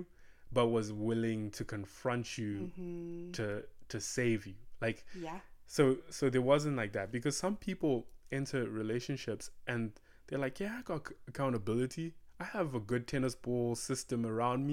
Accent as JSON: {"language": "English", "country": "Zimbabwe", "second_language": "English", "moved": "as an adult", "lives_now": "United States", "said": "we come from Zimbabwe"}